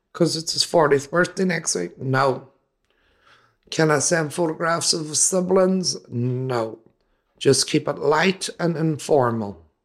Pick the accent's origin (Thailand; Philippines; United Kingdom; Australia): United Kingdom; Derry, Northern Ireland; Derry, my hometown